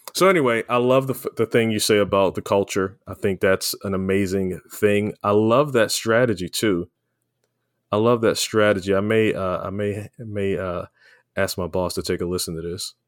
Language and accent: English; Baltimore, Maryland, United States; we grew up in Baltimore, Baltimore City